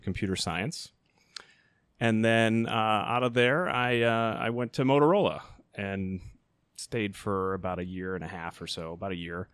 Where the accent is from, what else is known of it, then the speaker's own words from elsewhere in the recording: Chicago Ridge, Illinois, United States; now in Elmhurst, United States; Grew up in Chicago Ridge